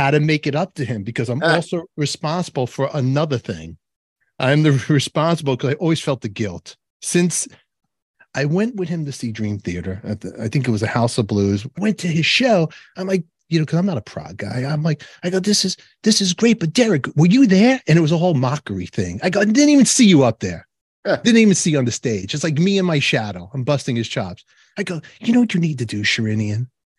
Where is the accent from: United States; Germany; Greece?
United States; Canarsie, New York; You're from Long Island. I'm from Canarsie. We understand each other.